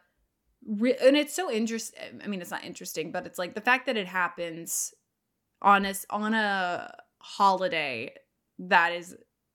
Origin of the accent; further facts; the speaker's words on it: Houston, Texas, United States; now in New York, United States; I'm from Texas. I grew up in Houston